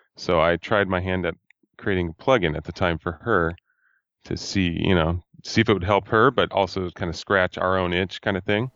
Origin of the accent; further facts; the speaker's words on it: Fresno, California, United States; I am from Fresno, California, at Central California